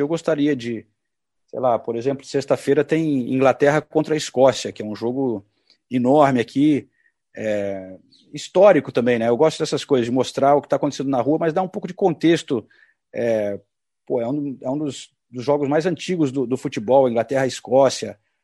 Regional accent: Brazil; moved away as an adult; now in London, United Kingdom; já estou há muito tempo longe do Brasil, né? Mais de 30 anos

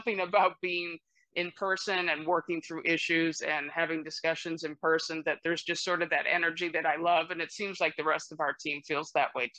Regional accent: Midwest, United States; moved away as an adult; also born or lived in Columbus, Ohio; now in California, United States; I'm originally from the Midwest, so I'm, I guess one would call me a carpetbagger. I've been out here in California since college, but all of my family is back mostly in Ohio

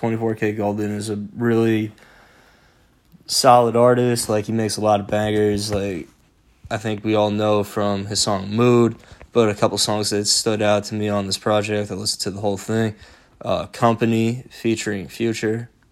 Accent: New York, United States; as a New Yorker

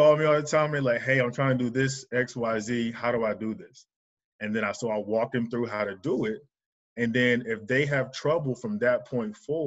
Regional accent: North Carolina, United States; moved away; also born or lived in Dallas, Texas / Atlanta, Georgia; I'm originally from North Carolina. I spent some time in Dallas, Texas, and Atlanta, Georgia

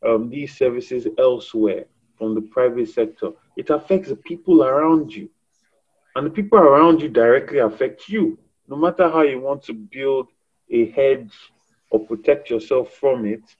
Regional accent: Lagos, Nigeria; I'm from Lagos State

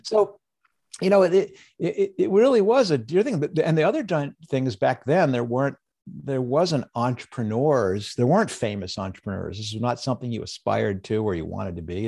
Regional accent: United States; I was born in the United States during a time of peace

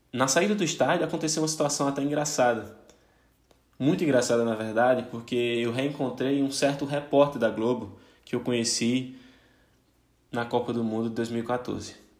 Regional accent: Brazil; Como um bom brasileiro

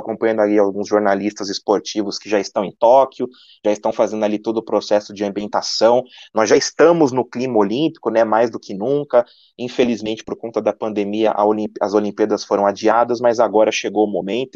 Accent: Brazil; nós que somos brasileiros

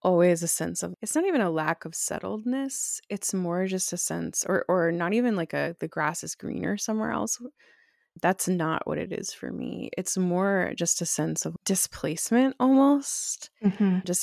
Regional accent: Bucks County, Pennsylvania, United States; moved away as an adult; also born or lived in Central America / Chattanooga, Tennessee / Texas / Denver, Colorado; now in upstate New York, United States; So I was born outside of Philadelphia, Pennsylvania, in Bucks County, Pennsylvania. And I lived there until I was 18

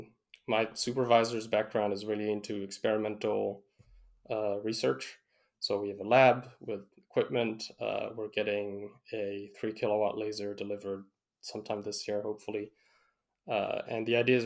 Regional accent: Canada; we're Canadian

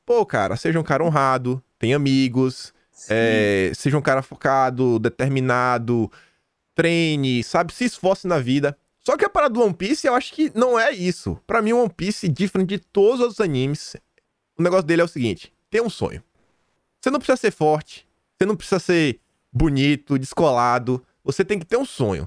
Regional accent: Feira de Santana, Bahia, Brazil; moved away as an adult; now in Australia; minha cidade, sou de Feira Santana, na Bahia

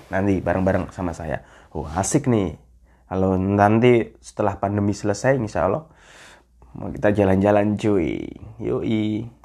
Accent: Jakarta, Indonesia; saya orang Jakarta gimana katanya udah pindah ibu kota ya

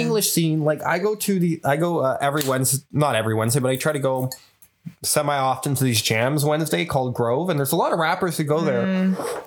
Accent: Montreal, Quebec, Canada

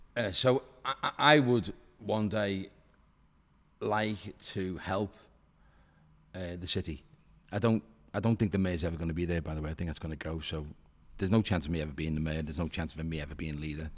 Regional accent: Liverpool, North West England, United Kingdom; I'm from Walton, you know, Dane Street where the Spellow Pub is. That's where I'm from, County Road.

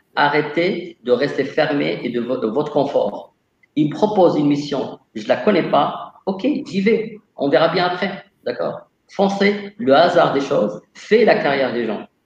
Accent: Casablanca, Casablanca-Settat, Morocco; moved away as an adult; also born or lived in Montpellier, France; Je suis originaire de Casablanca, au Maroc. j'ai fait un lycée F2

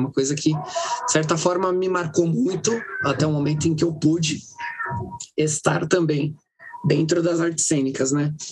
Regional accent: Guarulhos, São Paulo, Brazil; foi no projeto social onde eu morava quando eu era criança, no Jardim Presidente Dutra

